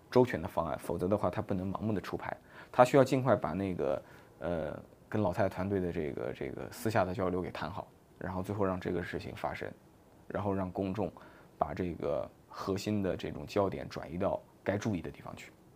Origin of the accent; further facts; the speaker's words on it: China; 我们中国人